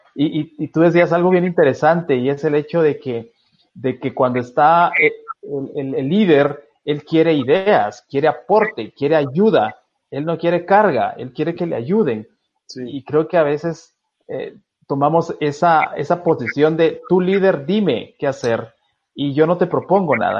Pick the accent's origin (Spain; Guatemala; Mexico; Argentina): Guatemala; soy guatemalteco